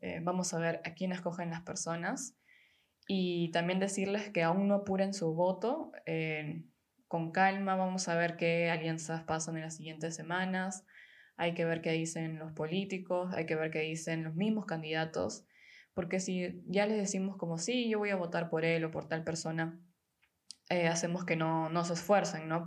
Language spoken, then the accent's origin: Spanish; Peru; moved away as an adult; now in Germany; soy de Perú, tengo 26 y vivo hace un tiempo en Alemania